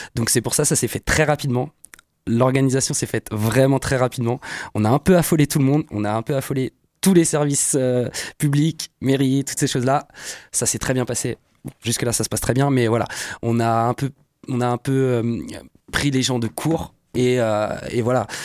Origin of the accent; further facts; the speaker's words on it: Le Mans, Pays de la Loire, France; on est du Mans